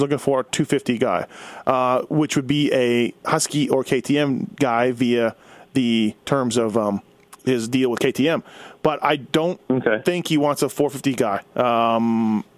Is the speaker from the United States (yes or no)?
no; Canada; I'm Canadian